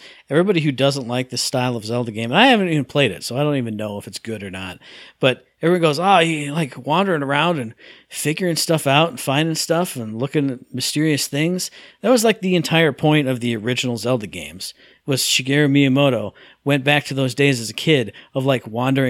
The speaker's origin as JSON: {"language": "English", "country": "United States", "said": "I'm American. I don't think about"}